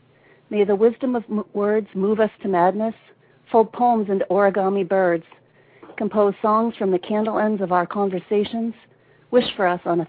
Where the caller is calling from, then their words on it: Brunswick, Maine, United States; I'm from Brunswick, Maine.